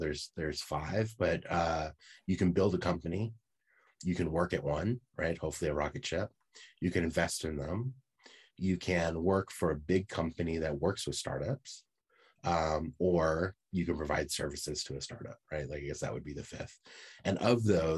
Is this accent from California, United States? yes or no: yes; San Francisco Bay Area, California, United States; I grew up in San Francisco Bay Area